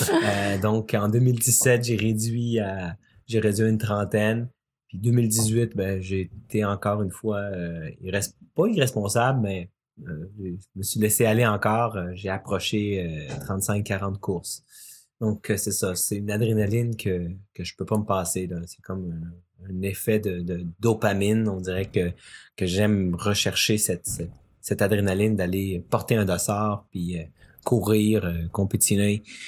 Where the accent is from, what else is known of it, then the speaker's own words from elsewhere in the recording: Quebec, Canada; also born or lived in Chile; je suis né ici au Québec et euh, mes 11 premières années, bon, bien sûr, une enfance bien normale, mais à mes 11 ans, on est déménagé au Chili avec ma famille pendant 5 ans